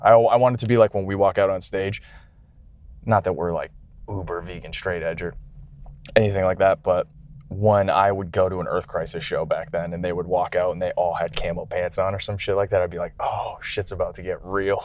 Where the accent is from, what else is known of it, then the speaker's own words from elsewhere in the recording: Canada; moved away; I'm coming from Canada